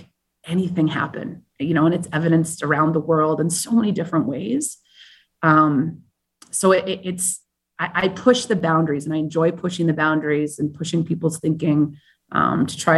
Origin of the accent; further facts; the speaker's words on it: Vancouver, British Columbia, Canada; also born or lived in Madrid / South Africa / Colombia / California; now in New York, United States; I'm originally from Vancouver, Canada